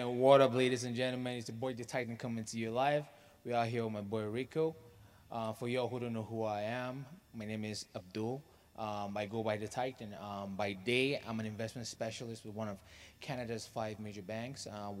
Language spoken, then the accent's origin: English; Oman; Well, my roots actually go back to Nigeria, you know. Shout out Nigeria. Yes. But I had a privilege of growing up in the Middle East in a country called Oman.